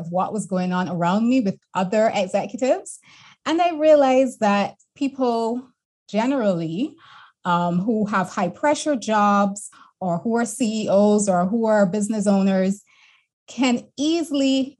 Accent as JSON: {"language": "English", "country": "Barbados", "tie": "born or raised there", "also_born_or_lived": "Boston / London / Canada", "moved": "as an adult", "said": "I'm born and bred in Barbados"}